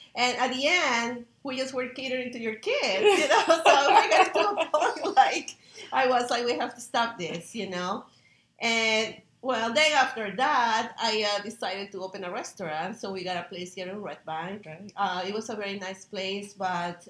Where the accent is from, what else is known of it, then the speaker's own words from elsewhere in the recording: Peru; now in United States; growing up uh, with a family and having my mom focus on nutrition back in Peru. I'm from Peru, and uh, I'm a chef here in the United States